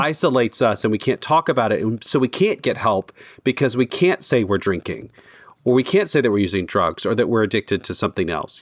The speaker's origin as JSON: {"language": "English", "country": "United States", "said": "as an American"}